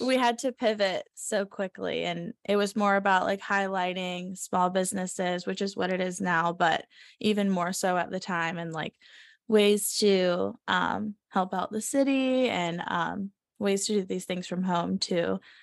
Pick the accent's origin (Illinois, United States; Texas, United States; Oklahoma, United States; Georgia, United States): Georgia, United States; Savannah; moved away as an adult; we're both from the South. I'm from Savannah, Georgia, and he's from South Florida. So, um, I mean, we grew up in, like, a slower pace environment